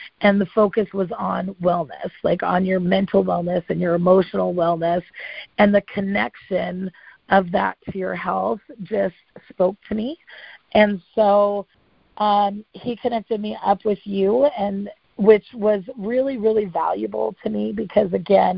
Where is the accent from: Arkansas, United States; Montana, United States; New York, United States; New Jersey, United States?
Montana, United States; my hometown in Montana